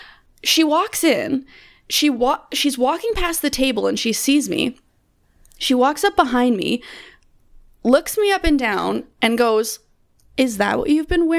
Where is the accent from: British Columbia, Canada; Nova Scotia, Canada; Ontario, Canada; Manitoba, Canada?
Manitoba, Canada; I'm from Canada. Yeah, I'm from Manitoba.